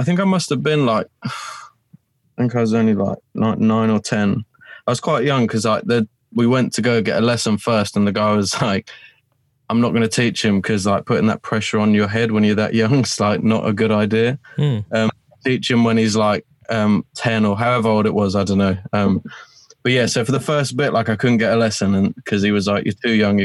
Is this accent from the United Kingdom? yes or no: yes; Colchester, East of England, United Kingdom; moved away as an adult; now in Romford, United Kingdom; I'm originally from Colchester. I'm not actually from London. It's in a county called Essex